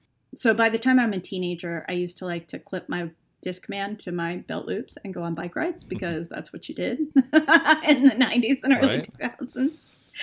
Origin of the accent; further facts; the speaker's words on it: Texas, United States; I'm a Texan woman, and all 4'11" in me was just resistant.